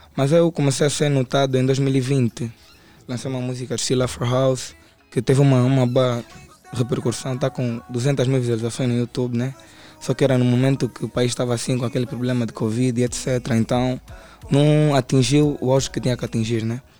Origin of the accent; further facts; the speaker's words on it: Camama, Luanda Province, Angola; eu venho do Camama